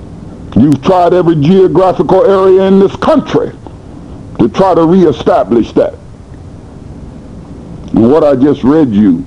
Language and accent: English; United States; I'm American